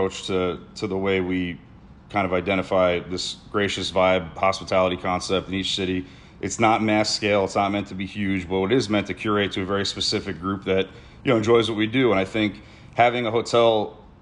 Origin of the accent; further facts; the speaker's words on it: East Coast, United States; now in Las Vegas, United States; growing up on the East Coast